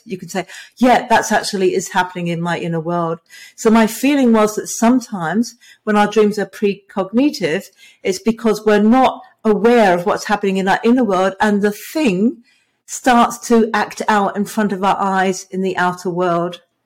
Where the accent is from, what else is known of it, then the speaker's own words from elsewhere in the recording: England, United Kingdom; now in Hobart, Australia; I was born in England. I live in Tasmania, which is in Australia.